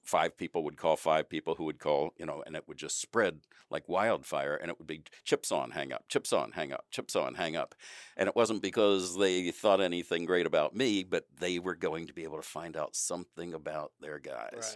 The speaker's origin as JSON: {"language": "English", "town": "Wilmington", "region": "Delaware", "country": "United States", "also_born_or_lived": "Washington, D.C.", "moved": "as an adult", "said": "I'm from Wilmington, Delaware"}